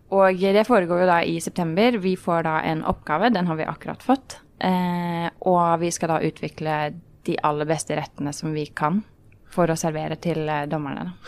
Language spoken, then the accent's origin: Norwegian; Oslo, Norway; jeg kommer fra Oslo, fra Ekeberg. Ja. Eh, vokste opp i en eh, veldig vanlig familie